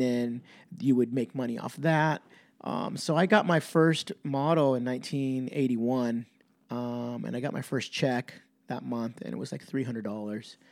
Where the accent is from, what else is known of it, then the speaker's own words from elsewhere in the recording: Campbell, California, United States; Winchester and Campbell's Skate Park were being built in my, my hometown